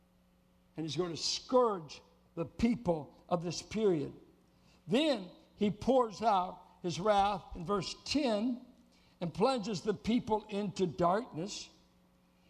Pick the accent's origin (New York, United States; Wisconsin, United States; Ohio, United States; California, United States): California, United States; Oakland; moved away; my hometown's going up in smoke. Oakland